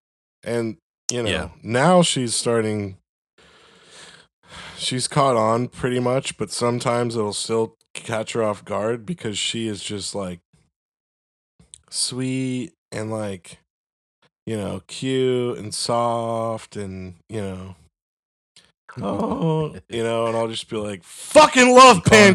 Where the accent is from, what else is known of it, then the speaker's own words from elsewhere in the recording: Florida, United States; I thought the same thing when I moved there from fucking Florida.